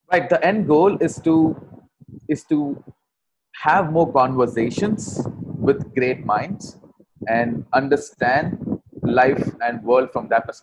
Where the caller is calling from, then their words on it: Bangalore, Karnataka, India; Right. I'm coming from Bangalore, India.